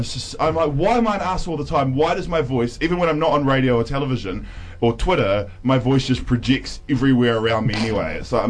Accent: Nelson, New Zealand; moved away; growing up in Nelson

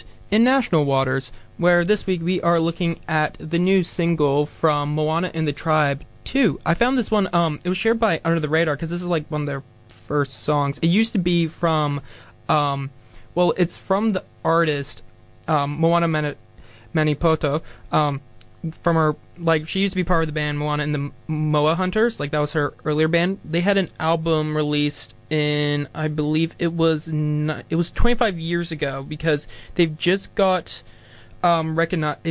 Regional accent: Canada; I'm Canadian as well

